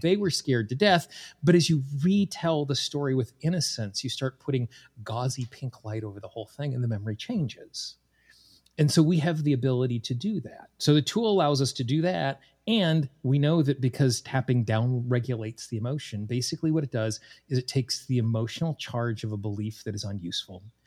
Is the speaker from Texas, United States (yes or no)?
no; Casper, Wyoming, United States; moved away as an adult; also born or lived in Washington, D.C. / East Coast; I grew up in Casper, Wyoming